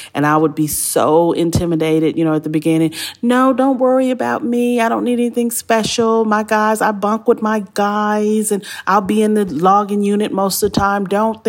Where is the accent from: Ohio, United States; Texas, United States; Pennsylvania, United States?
Texas, United States; Houston; I'm from the South Side, the sunny side, South Side of Houston, which was at the time a complete African-American community of people coming home from Vietnam with their benefits and buying their first homes.